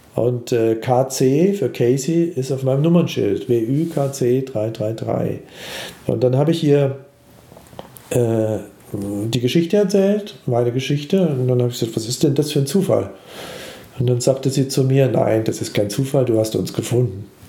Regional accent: Germany; ich komme aus Deutschland

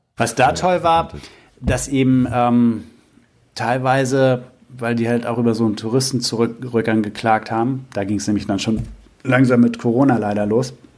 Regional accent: Germany; als Deutsche

